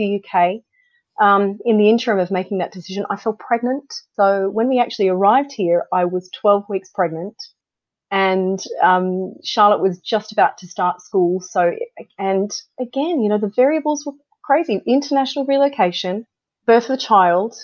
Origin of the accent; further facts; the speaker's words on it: Australia; moved away as an adult; now in United Kingdom; I grew up in Australia. I wanted to go back to Sydney to start a family